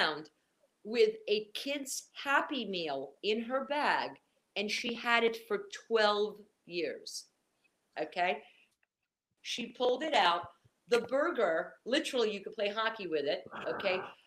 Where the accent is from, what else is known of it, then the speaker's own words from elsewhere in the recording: Portugal; moved away; I was raised in the Mediterranean. You know, I'm Portuguese